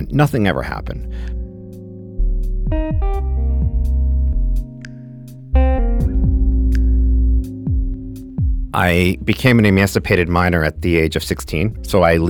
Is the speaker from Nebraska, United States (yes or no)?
no; Glastonbury, Connecticut, United States; I'm from Glastonbury, Connecticut.